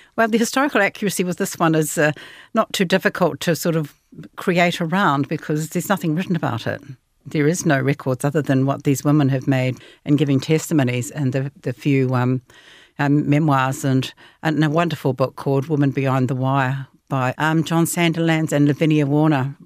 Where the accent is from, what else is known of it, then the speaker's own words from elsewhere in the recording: New Zealand; growing up in New Zealand